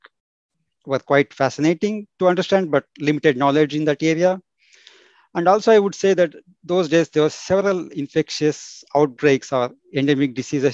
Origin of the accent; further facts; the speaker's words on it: southern India, India; moved away as an adult; also born or lived in Belgium; now in United Kingdom; I'm from India, particularly in southern part of India